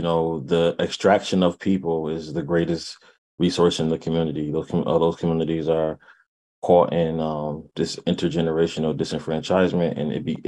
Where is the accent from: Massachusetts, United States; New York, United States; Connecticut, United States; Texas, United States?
Connecticut, United States; New Haven; now in Hartford, United States; Yeah, I'm … I'm born and raised in New Haven. Resident of Hartford right now.